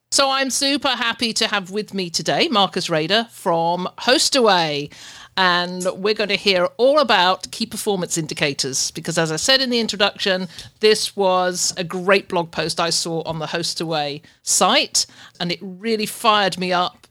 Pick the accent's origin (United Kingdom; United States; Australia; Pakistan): United Kingdom; England; moved away as an adult; now in Ontario, Canada; I'm I'm from UK, but that's where I'm living